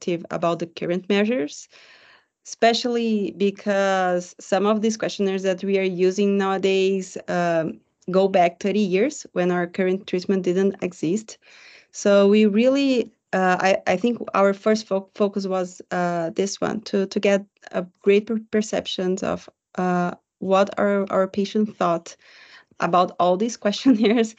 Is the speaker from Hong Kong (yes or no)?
no; Brazil; I am a psychologist from Brazil.